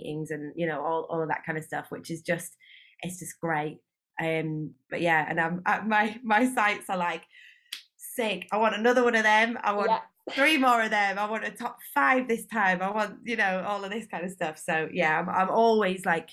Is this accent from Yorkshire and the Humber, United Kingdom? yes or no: yes; Leeds, Yorkshire and the Humber, United Kingdom; now in London, United Kingdom; I'm from Leeds originally, but I now live in London.